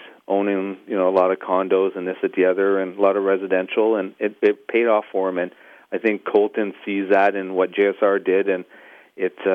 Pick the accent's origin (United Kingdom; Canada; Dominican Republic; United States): Canada; Montreal, Quebec; I was born and raised in Montreal, and I've been around the Montreal Supercross my whole life